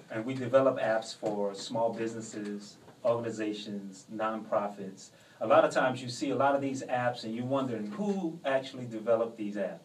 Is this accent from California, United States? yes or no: no; New Orleans, Louisiana, United States; also born or lived in Portland, Oregon; I was born in Portland, but I, I mean, all I know is New Orleans. So I grew up in New Orleans